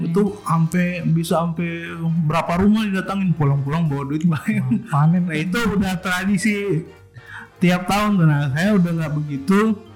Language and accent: Indonesian; Manado, North Sulawesi, Indonesia; moved away; waktu masih di Manado nih perayaannya, kan dulu saya ini dari Manado